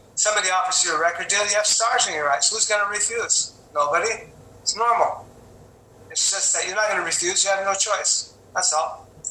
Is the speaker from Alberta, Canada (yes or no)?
no; Quebec, Canada; also born or lived in Los Angeles; my hometown or my home country or my, even my own my own uh, province, which is Quebec